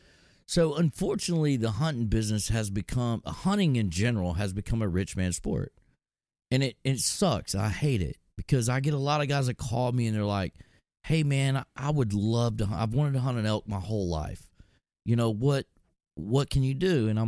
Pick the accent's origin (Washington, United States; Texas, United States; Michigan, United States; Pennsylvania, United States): Texas, United States; I'm from Texas